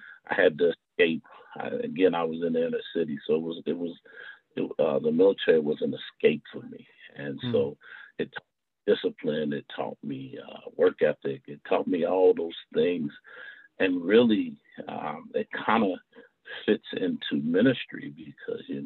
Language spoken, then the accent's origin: English; Indianapolis, Indiana, United States; I'm born and bred in Indianapolis, Indiana, a product of Indianapolis Public Schools